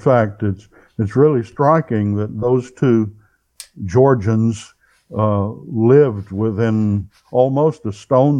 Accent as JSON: {"language": "English", "region": "the South", "country": "United States", "tie": "born or raised there", "said": "I am a Southerner"}